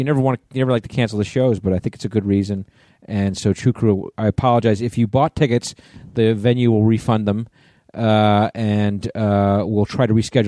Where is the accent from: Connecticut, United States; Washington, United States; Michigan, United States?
Connecticut, United States; born or raised there; moved away